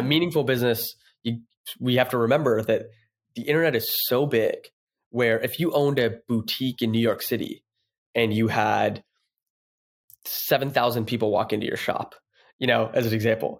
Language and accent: English; Toronto, Ontario, Canada; moved away as an adult; now in San Francisco, United States; I'm from Toronto, s, and I go back home